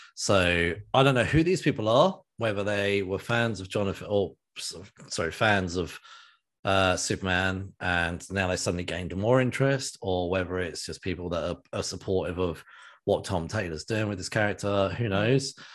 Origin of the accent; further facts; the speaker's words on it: United Kingdom; as a British man